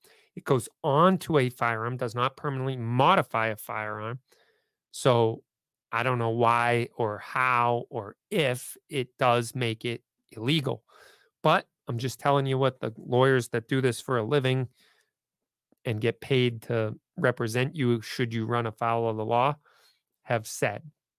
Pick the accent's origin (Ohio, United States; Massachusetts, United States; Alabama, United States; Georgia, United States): Massachusetts, United States; because I'm from Massachusetts